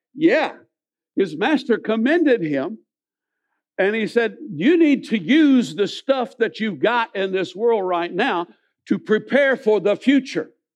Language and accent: English; Millersville, United States; I grew up in Millersville